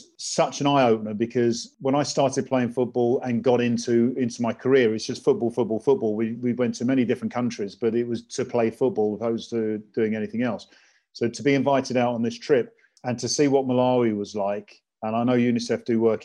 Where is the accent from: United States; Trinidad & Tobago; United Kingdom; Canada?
United Kingdom; England; I was born in England, born in Wellington City